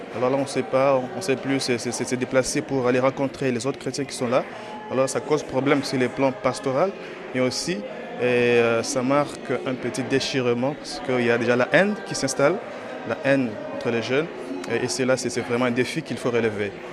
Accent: Goma, North Kivu, DR Congo; Je viens de, de Goma, dans la province Nord Kivu

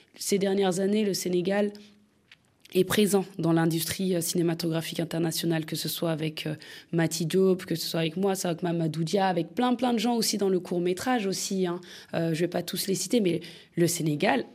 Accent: France; je, suis née en France, j'ai grandi en France, j'ai fait la fémis

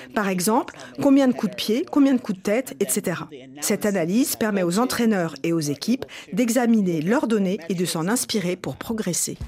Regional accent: Nigeria; now in Houston, United States; Je suis retournée dans mon pays d'origine, le Nigeria

